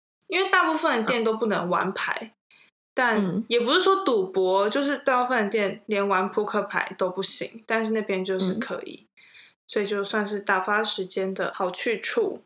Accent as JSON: {"language": "Chinese", "region": "Taipei", "country": "Taiwan", "tie": "born or raised there", "said": "我们都是土生土长的台北人"}